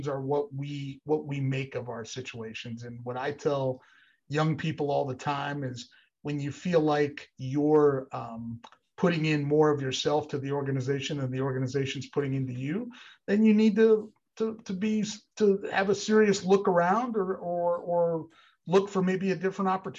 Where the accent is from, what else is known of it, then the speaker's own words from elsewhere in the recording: Northeast Pennsylvania, United States; I grew up in Northeast Pennsylvania